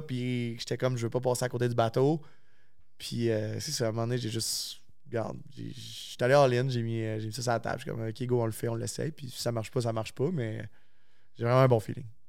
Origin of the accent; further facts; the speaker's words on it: La Tuque, Quebec, Canada; moved away as an adult; now in Quebec City, Canada; Je suis originaire de la Tuque, fait j'ai pas de famille à Québec